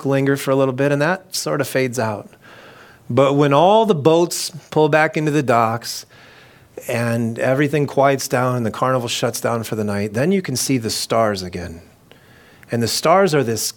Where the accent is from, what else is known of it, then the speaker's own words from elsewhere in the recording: Clear Lake, United States; as a kid growing up in Clear Lake